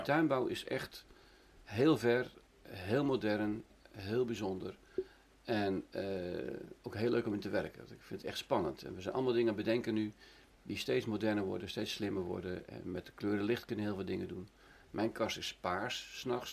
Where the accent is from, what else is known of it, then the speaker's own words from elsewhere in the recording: Netherlands; ik kom uit Nederland, en ik heb er heel veel gewerkt